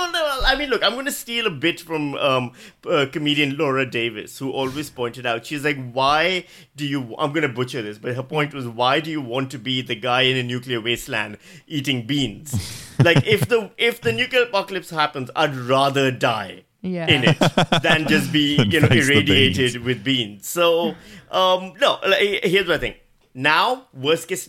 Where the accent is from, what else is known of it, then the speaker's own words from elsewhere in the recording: Pakistan; moved away as an adult; now in Australia; as a Pakistani